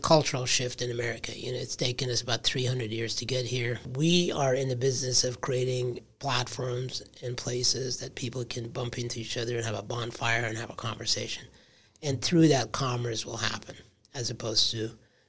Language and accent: English; Michigan, United States; moved away as an adult; also born or lived in Brooklyn, New York / Manhattan, New York / California; I grew up in Michigan.